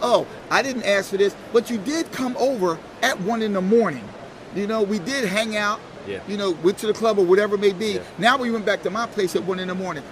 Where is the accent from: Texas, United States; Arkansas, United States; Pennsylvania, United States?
Pennsylvania, United States; Philadelphia; I'm from Philadelphia